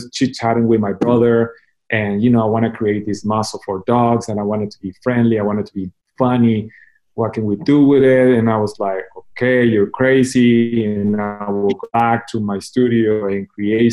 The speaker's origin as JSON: {"language": "English", "town": "Mazatlán", "region": "Sinaloa", "country": "Mexico", "tie": "born or raised there", "also_born_or_lived": "United States / Japan", "moved": "as an adult", "lives_now": "Guadalajara, Mexico", "said": "I was born in Mazatlán, Mexico, and I decided to, well, I didn't decide it, my parents decided to put me in a Catholic school, and I did my elementary, junior high and high school"}